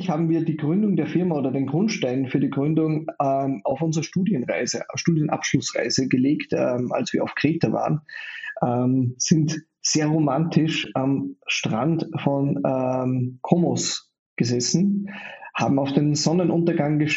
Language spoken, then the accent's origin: German; Austria; Ich bin in Österreich geboren und aufgewachsen, ähm, habe mal kurz in den USA gelebt und auch mal kurz in Neuseeland